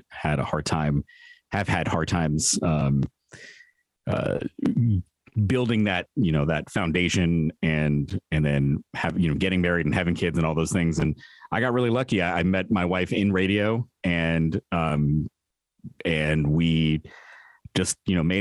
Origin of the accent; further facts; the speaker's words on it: San Francisco, California, United States; growing up in San Francisco.